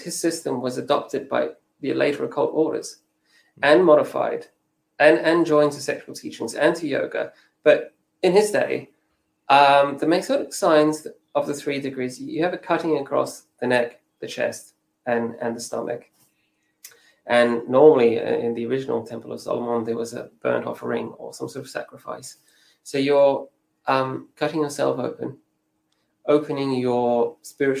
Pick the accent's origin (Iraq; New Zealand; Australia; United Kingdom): New Zealand; I'm half Maori from New Zealand